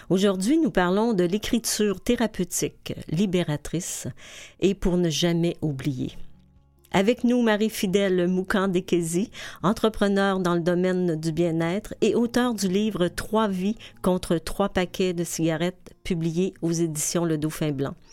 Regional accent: Lebanon; now in Quebec, Canada; je suis native du Liban. Euh, je suis arrivée ici

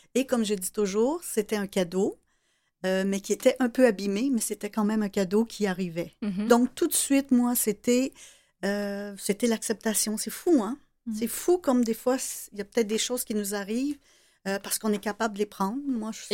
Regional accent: Salaberry-de-Valleyfield, Quebec, Canada; je viens de Valleyfield. Euh, j'étais au cégep à Valleyfield

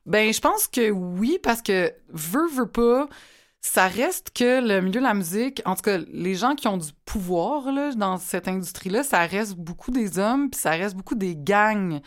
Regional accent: Repentigny, Quebec, Canada; je viens de Repentigny

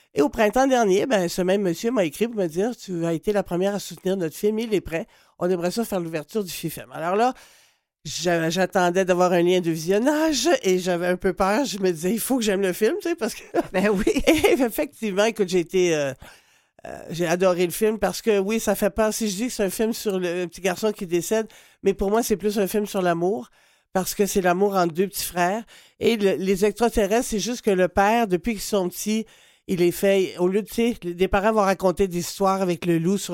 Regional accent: Quebec, Canada; chez nous, au Québec

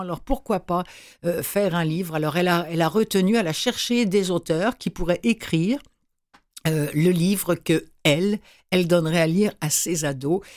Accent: Rouen, Normandy, France; à Rouen, qui est ma ville natale

